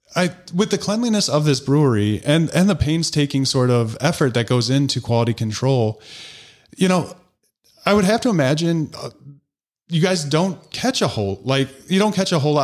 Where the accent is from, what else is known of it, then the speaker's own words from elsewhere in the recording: DeKalb, Illinois, United States; now in New Glarus, United States; I grew up in DeKalb, which is ten, I think, thirty thousand